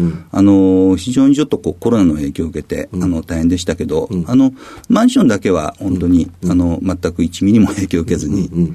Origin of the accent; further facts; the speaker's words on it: Funabashi, Chiba, Japan; also born or lived in Fukuyama, Hiroshima; 生まれは、えっ、と、広島県の福山市で生まれました。で、あの、育ったのは、あの、えっ、ー、と、主に千葉県の船橋市の方で、幼少期過ごさせていただきました